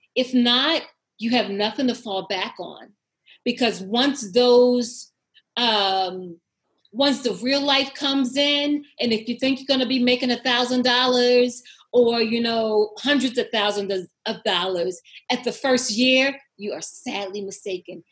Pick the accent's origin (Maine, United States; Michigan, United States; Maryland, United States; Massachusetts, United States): Maryland, United States; Baltimore; I am born and raised from Baltimore City